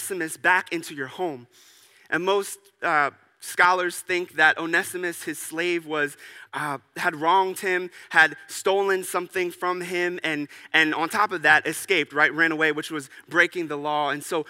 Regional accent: United States; as an American

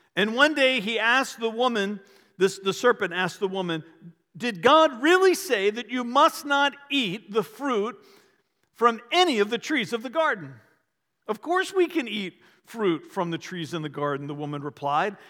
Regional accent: Varina, Virginia, United States; I grew up in the Episcopal Church when I was little in a little town called Verina in Henrico County, just outside of Richmond

